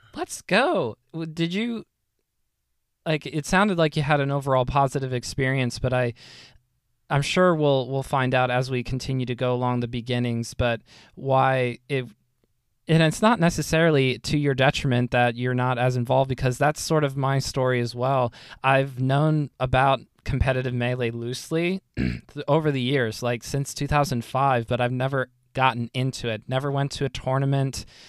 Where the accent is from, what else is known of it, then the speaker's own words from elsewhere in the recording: United States; I am a very dumb poorly educated American